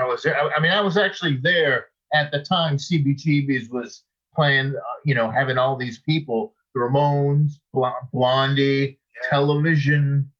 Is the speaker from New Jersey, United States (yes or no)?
no; Boston, Massachusetts, United States; moved away as an adult; also born or lived in New York City / Los Angeles; now in Norway; Greg was from my same area where I grew up in Massachusetts.